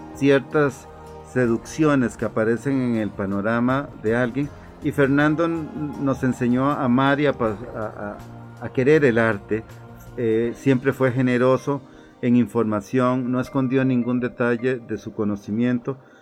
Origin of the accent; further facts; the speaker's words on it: Cartago, Costa Rica; un artista plástico oriundo de la provincia de Cartago. Nací en el año de 1962